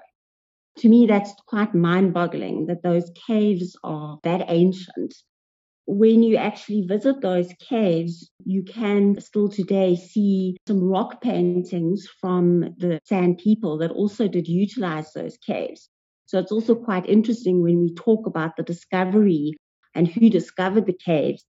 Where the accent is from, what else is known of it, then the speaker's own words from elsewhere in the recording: South Africa; my home country, South Africa